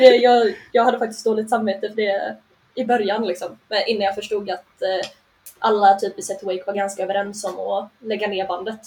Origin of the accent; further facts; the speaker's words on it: Rörbäcksnäs, Dalarna County, Sweden; now in Gothenburg, Sweden; jag kommer från en by med hundrafemtio pers bortanför Sälenfjällen.